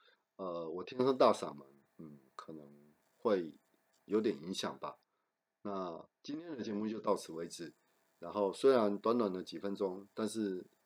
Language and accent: Chinese; southern Taiwan, Taiwan; also born or lived in Taichung; 对我我我是台中小孩，然后我是在南部长大的，所以这个天气对我来说还是很冷的。